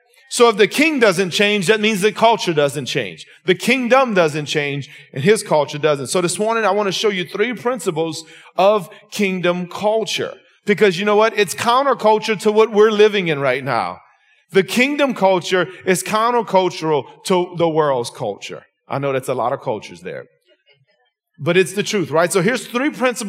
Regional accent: Lafayette, Louisiana, United States; I'm from Lafayette, Louisiana, Scott, South Louisiana

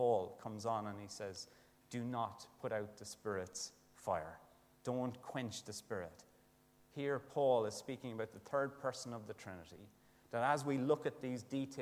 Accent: Ireland; as an Irish lad

